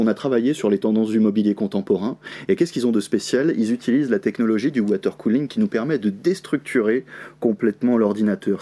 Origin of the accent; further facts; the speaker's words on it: Le Mans, Pays de la Loire, France; je suis du Mans